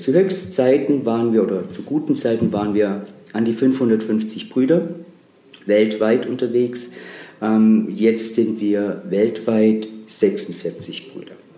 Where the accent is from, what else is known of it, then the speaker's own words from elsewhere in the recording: Baden-Württemberg, Germany; now in Trier, Germany; ich komme aus einer Familie aus Baden-Württemberg